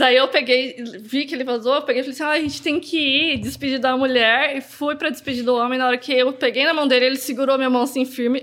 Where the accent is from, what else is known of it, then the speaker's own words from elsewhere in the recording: Umuarama, Paraná, Brazil; also born or lived in Cacoal, Rondônia; now in Londrina, Brazil; quando eu tinha uns 6 anos de idade, que eu mudei para o Paraná. Só que aí eu fui para Moarama, né? Que foi onde eu cresci, vivi lá a minha adolescência toda, para depois chegar até aqui em Londrina